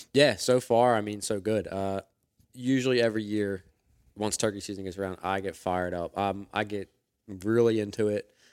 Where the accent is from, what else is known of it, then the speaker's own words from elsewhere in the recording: Philadelphia, Pennsylvania, United States; I grew up in Northeast Philadelphia